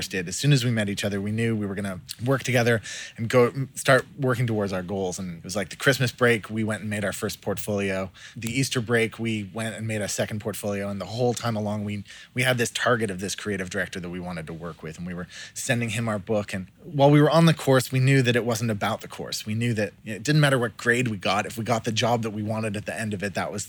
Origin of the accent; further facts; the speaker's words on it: Ottawa, Ontario, Canada; moved away as an adult; also born or lived in Aspen, Colorado; now in New Zealand; I was born and raised in Ottawa, Canada